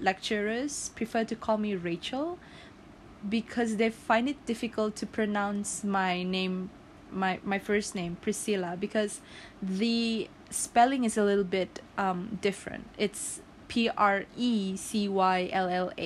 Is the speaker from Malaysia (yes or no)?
yes; Sipitang, Sabah, Malaysia; also born or lived in Tenom, Sabah, Malaysia; I am born and raised in Sipitang, and I have two hometown.